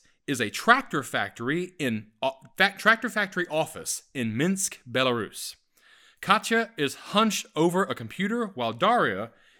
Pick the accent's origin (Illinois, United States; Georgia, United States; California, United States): Georgia, United States; Atlanta; moved away; I'm from Atlanta.